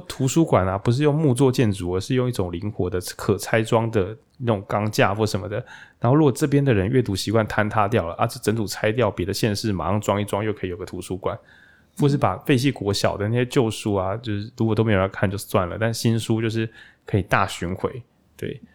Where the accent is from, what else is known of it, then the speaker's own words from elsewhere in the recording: Taichung, Taiwan; 那我身为台中人